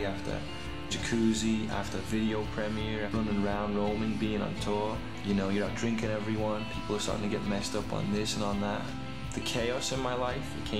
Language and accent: English; Liverpool, North West England, United Kingdom; growing up in Liverpool